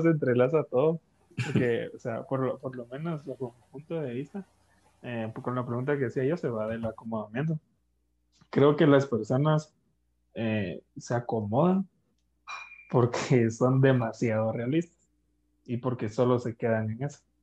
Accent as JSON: {"language": "Spanish", "country": "Guatemala", "said": "como población guatemalteca"}